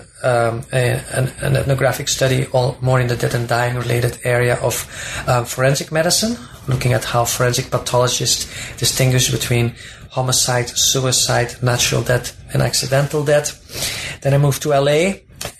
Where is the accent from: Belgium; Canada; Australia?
Belgium; moved away as an adult; also born or lived in Minnesota, United States; now in United States; I'm originally from Belgium, and I did my undergraduate degree in sociology there